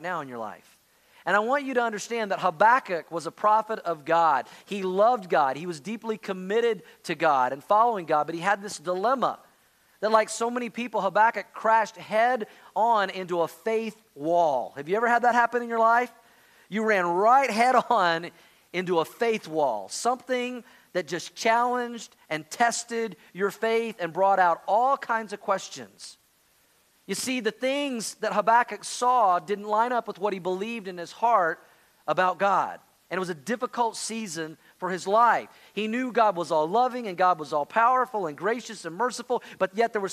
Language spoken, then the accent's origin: English; Oklahoma, United States; I grew up in Oklahoma